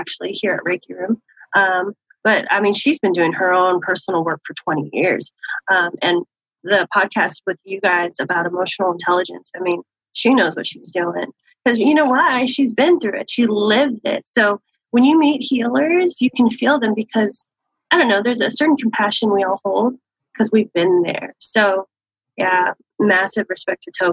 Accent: San Diego, California, United States; born and raised in San Diego

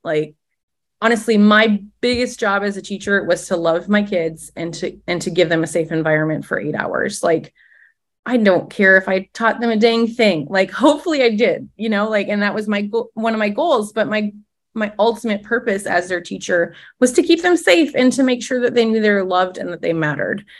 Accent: Midwest, United States; moved away as an adult; also born or lived in Minnesota; now in Tallahassee, United States; as a Midwesterner.

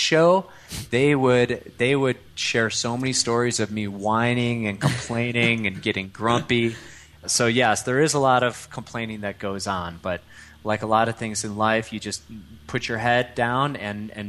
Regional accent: Chicago, Illinois, United States; accent: Midwest; moved away as an adult; also born or lived in Europe; now in Boulder, United States; I grew up in suburban Chicago

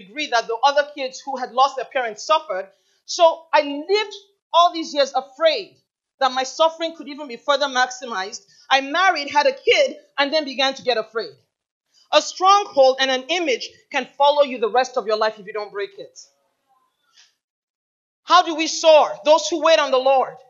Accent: Nigeria; also born or lived in Michigan, United States; the traumatic experience began at age 8, when I was taken away from Michigan, brought to Nigeria

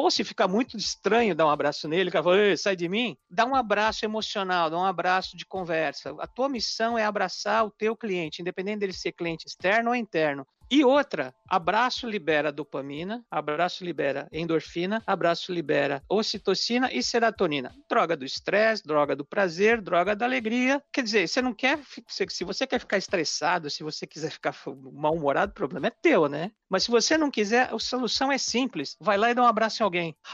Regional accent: United States; porque eu sou americano, eu não sei que produto eu compro para dor de cabeça over the counter

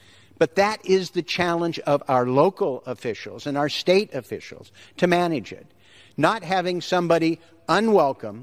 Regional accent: Portland, Oregon, United States; my hometown of Portland, Oregon

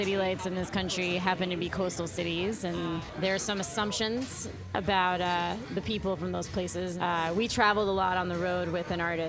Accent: Westchester County, New York, United States; I'm from Westchester County, just north of the city, originally

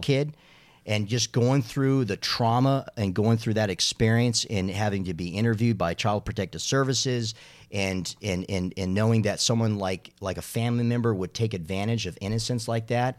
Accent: Arizona, United States; now in Charlotte, United States; growing up in Arizona

